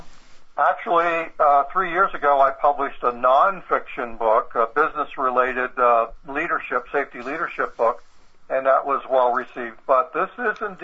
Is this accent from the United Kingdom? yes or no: no; rural south central Pennsylvania, United States; I grew up in Pennsylvania, in rural Pennsylvania, south central Pennsylvania